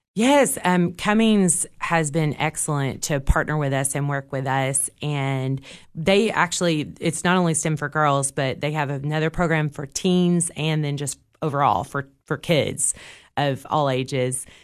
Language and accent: English; Cookeville, Tennessee, United States; I grew up here in Cookville